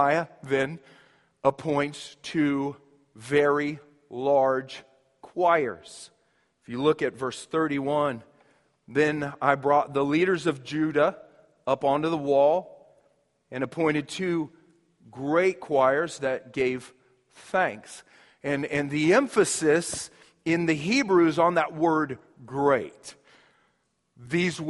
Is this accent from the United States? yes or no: yes; Shawnee, Kansas, United States; moved away; where I grew up back in Kansas, as a kid, we'd always have this annual parade. We'd have what they called the Old Shawnee Days Parade.